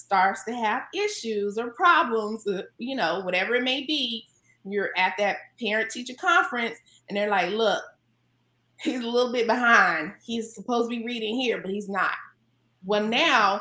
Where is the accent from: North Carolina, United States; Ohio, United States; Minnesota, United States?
North Carolina, United States; now in California, United States; North Carolina, where I'm from